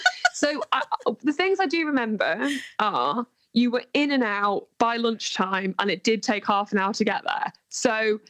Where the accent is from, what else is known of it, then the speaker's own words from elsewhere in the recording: the north of England, United Kingdom; Because I lost my accent quite violently.